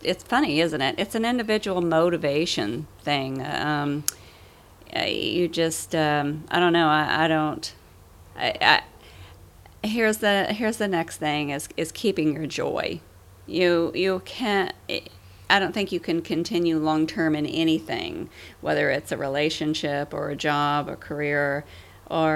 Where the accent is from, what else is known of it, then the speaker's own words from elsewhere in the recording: Clarksville, Tennessee, United States; I am from Clarksville, Tennessee, which is just outside of Nashville